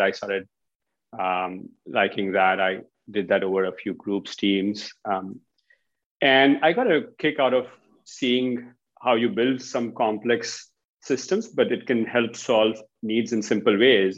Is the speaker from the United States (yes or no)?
no; India; moved away; Originally from India